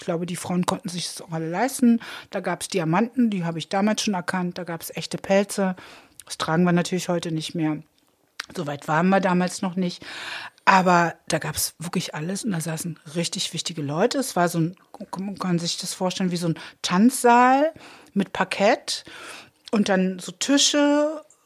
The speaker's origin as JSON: {"language": "German", "region": "Berlin", "country": "Germany", "said": "Ich komme aus Treptow"}